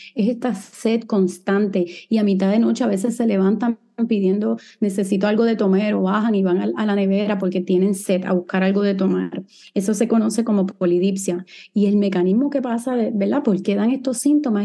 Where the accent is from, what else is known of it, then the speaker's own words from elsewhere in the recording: San Juan, Puerto Rico; moved away as an adult; also born or lived in Guadalajara, Mexico / New York, United States / Los Angeles, United States / Miami, United States; Soy boricua, nací aquí en San Juan, Puerto Rico, y viví aquí hasta que tenía, ¿verdad? Hasta que hice mi bachillerato en biología en la Universidad de Río Piedras